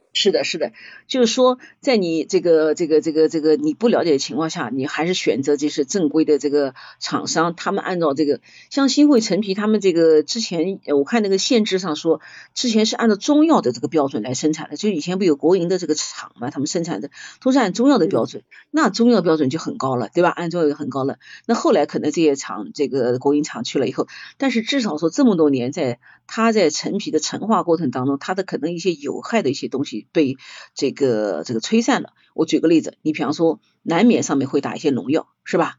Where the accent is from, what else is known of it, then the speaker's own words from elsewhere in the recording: Nanjing, Jiangsu, China; 我们南方，我们南京这边烧汤，汤要很清